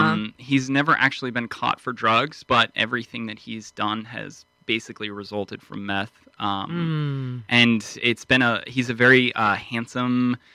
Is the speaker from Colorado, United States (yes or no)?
yes; just outside of Denver, Colorado, United States; moved away; I'm originally from Colorado.